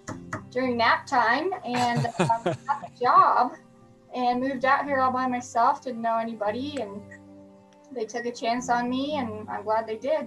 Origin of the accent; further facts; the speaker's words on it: Omaha, Nebraska, United States; now in Klamath Falls, United States; I am originally from Omaha, Nebraska. Went to Millard South High School, which was about, I had 650 kids in my graduating class